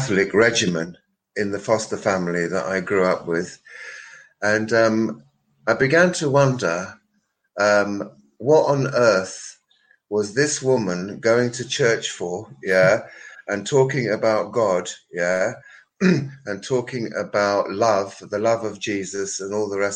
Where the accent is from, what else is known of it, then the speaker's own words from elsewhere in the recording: London, United Kingdom; I was born in London in 1954